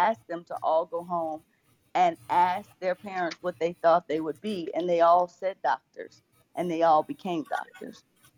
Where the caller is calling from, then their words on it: Memphis, Tennessee, United States; This is … coming in from Memphis, Tennessee.